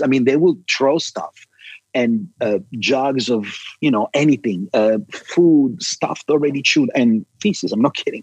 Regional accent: Milan, Lombardy, Italy; moved away; I was born and raised in Milan, Italy

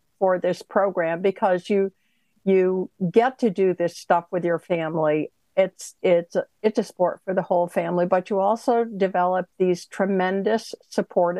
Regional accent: Northeast, United States; We're from the Northeast

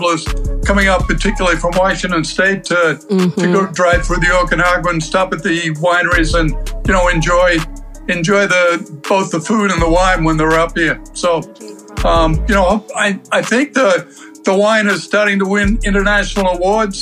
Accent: Melbourne, Victoria, Australia; moved away as an adult; also born or lived in Canada / Phoenix, Arizona; now in Kelowna, Canada; I was born down under in Melbourne. Kind of came to Canada 20 years later.

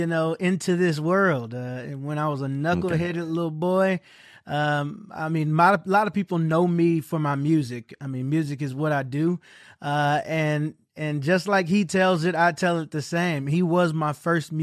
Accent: Pontiac, Michigan, United States; also born or lived in Oxford, Michigan; I'm from Pontiac. My dad is a Pontiacer. My mom's a Detroiter. So I spent my younger years in Pontiac, but I graduated high school in a city called Oxford, Michigan

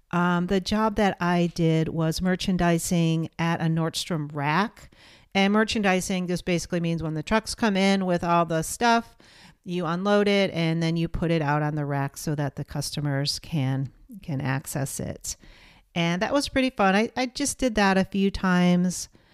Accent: Portland, United States; here in my hometown of portland

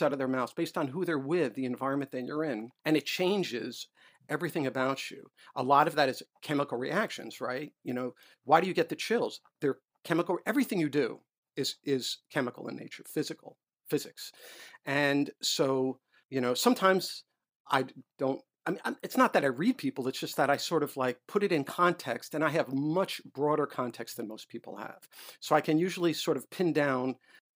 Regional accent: New York City, New York, United States; moved away as an adult; also born or lived in Illinois; now in Washington, United States; I was a white Jewish boy growing up in New York

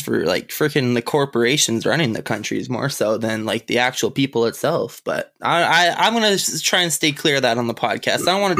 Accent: Canada; now in Saskatchewan, Canada; I'm a freaking Canadian.

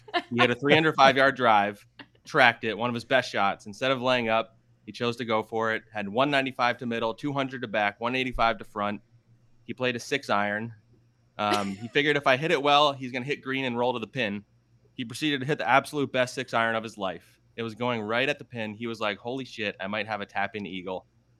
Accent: Cherry Hill, New Jersey, United States; moved away as an adult; also born or lived in Arizona; Yeah, I'm from South Jersey, Cherry Hill, so South Jersey like Connor as well. And then I went to Arizona, University of Arizona, for school. I stayed out there

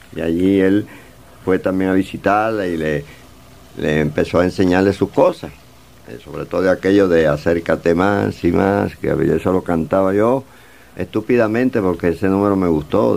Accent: Cuba; moved away; estamos sufriendo los cubanos que estamos en el exilio

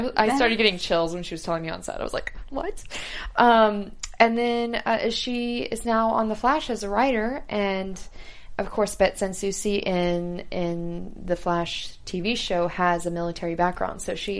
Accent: Houston, Texas, United States; I'm from Houston

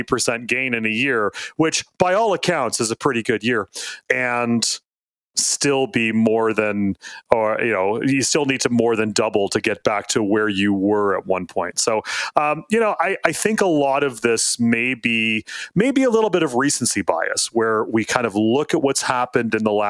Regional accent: Canada; I'm a Canadian.

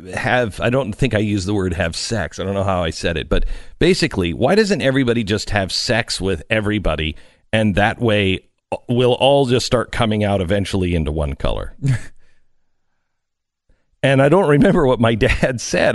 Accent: Pacific Northwest, United States; ten years old and uh, growing up in the Pacific Northwest

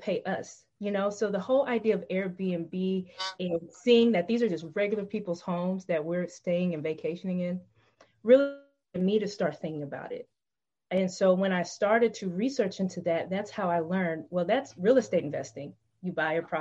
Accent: Tennessee, United States; I searched for homes in the town that I was living in Tennessee. That's my home state.

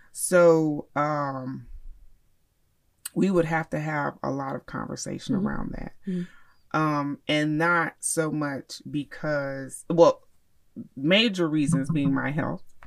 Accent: Miami, Florida, United States; now in Charlotte, United States; I I grew up in Miami

